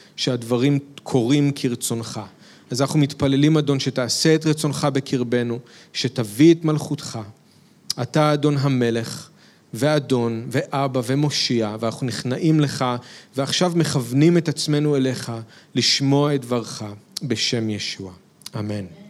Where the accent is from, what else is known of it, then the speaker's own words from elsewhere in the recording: Israel; כישראלים שמאמינים בישוע